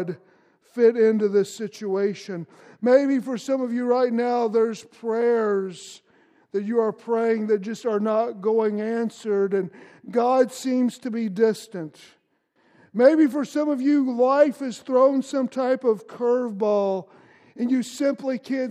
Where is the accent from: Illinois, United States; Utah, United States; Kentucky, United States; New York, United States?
Kentucky, United States; Louisville; I grew up in Kentucky in Louisville